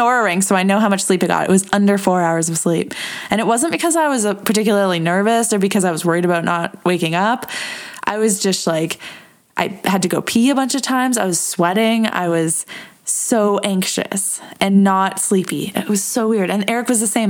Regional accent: Edmonton, Alberta, Canada; Edmonton, my hometown.

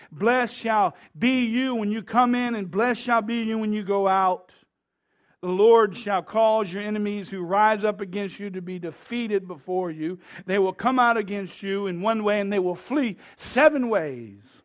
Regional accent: United States; We Americans

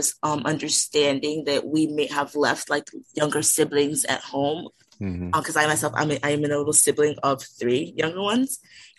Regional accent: Townsend, Delaware, United States; moved away as an adult; also born or lived in Nigeria; now in Los Angeles, United States; I'm from Townsend, Delaware.

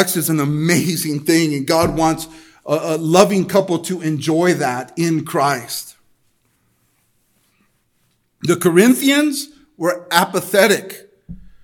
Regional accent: El Monte, California, United States; I grew up in Almani. I grew up in a place where the educational system, the LA school district, definitely promoted the hookup culture.

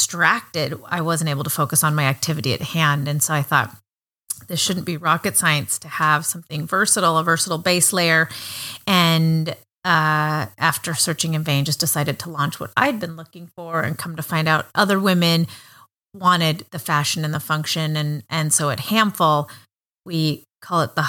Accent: Montana, United States; I grew up in Montana, where there are, I think, three times more sheep than people.

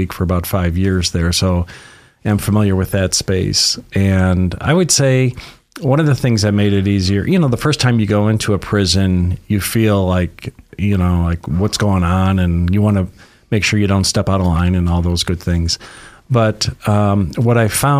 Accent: Detroit, Michigan, United States; moved away as an adult; also born or lived in Los Angeles / San Francisco; now in Sacramento, United States; I'm originally from Detroit area and lived in Michigan for about the first 25 years of my life.

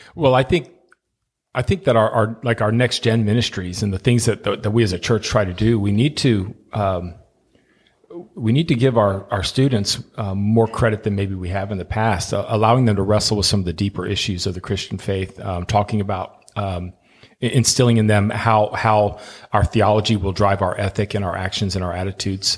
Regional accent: Miami, Florida, United States; moved away; my hometown, uh, of Miami

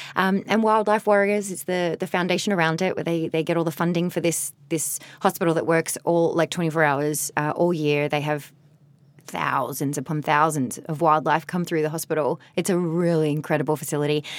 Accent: Australia; moved away as an adult; also born or lived in Ireland / Mexico / Las Vegas; now in Los Angeles, United States; I'm such a proud Australian

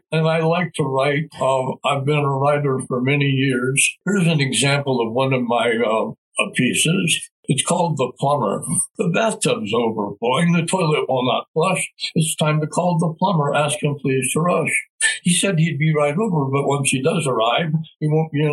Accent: Albuquerque, New Mexico, United States; moved away as an adult; now in Rio Rancho, United States; I was raised in Albuquerque, and my friends are there, and my family is there

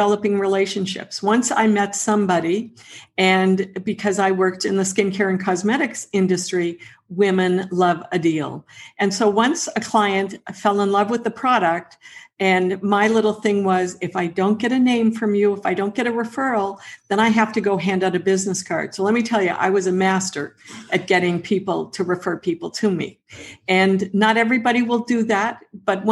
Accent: near Peggy's Cove, Nova Scotia, Canada; I grew up down near Peggy's Cove

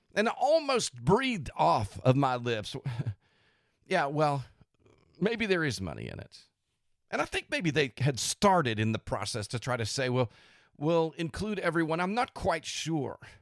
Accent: United States; as American Christians

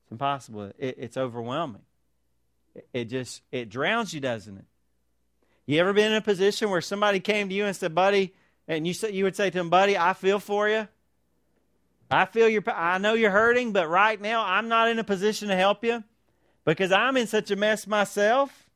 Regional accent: United States; as Christians, as American Christians

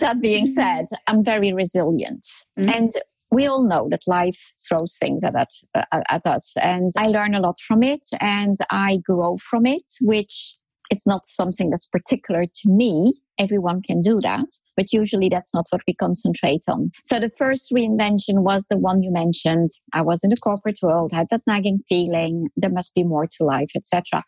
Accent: France; moved away as an adult; also born or lived in Netherlands; I grew up in France.

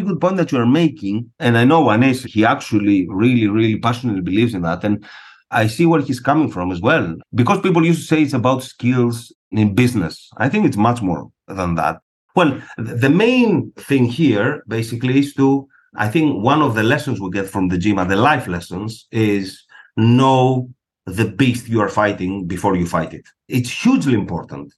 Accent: Greece; moved away as an adult; also born or lived in Buenos Aires, Argentina; I was born and raised in Greece.

